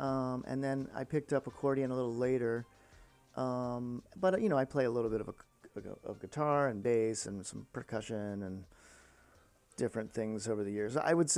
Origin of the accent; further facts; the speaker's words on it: Virginia, United States; moved away as an adult; now in New York, United States; my hometown, which is Virginia.